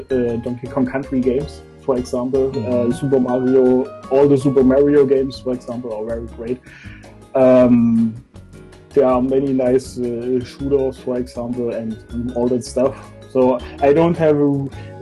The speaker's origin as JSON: {"language": "English", "region": "East Germany", "country": "Germany", "tie": "born or raised there", "said": "I was born in East Germany, and East Germany didn't have video games for a long time"}